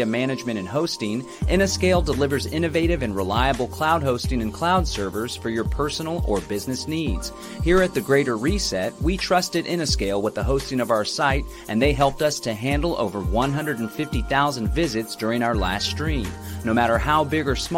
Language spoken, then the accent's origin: English; Texas, United States; I'm a Texan.